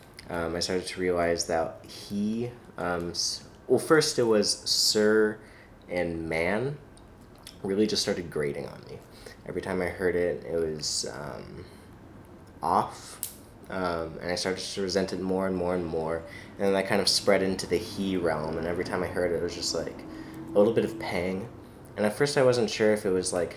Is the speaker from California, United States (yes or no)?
yes; Los Angeles, California, United States; moved away as an adult; also born or lived in Grinnell, Iowa / New York City; I'm from Los Angeles, California.